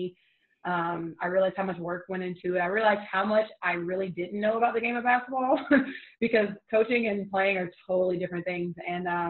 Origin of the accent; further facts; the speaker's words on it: United States; I'm an American